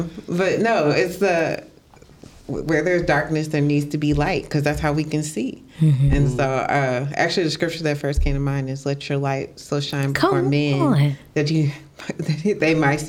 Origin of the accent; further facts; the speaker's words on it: DeSoto, Texas, United States; I am from DeSoto, Texas.